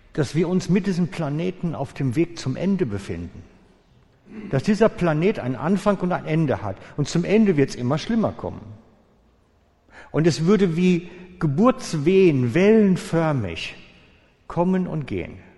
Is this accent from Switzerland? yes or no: yes; Switzerland; als Schweizer Menschen